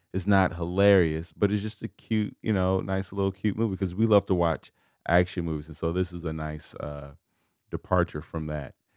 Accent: United States; I was born in America

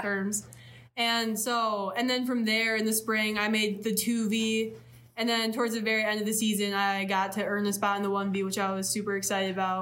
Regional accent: between Grand Rapids and Kalamazoo, west side of Michigan, United States; moved away as an adult; now in Ypsilanti, United States; I'm from the west side of Michigan, in between Grand Rapids and Kalamazoo

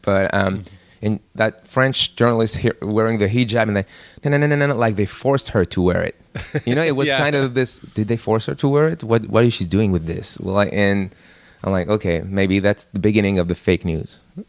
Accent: Iraq; now in France; But I'm from Iraq.

